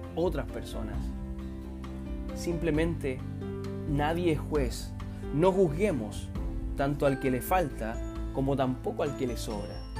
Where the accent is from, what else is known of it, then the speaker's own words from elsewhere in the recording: Chile; nosotros como chilenos